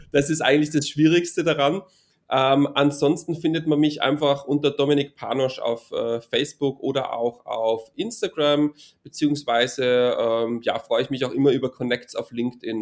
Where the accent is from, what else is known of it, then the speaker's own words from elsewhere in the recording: Innsbruck, Tyrol, Austria; now in near Vienna, Austria; komme aus Innsbruck, das ist in Tirol in Österreich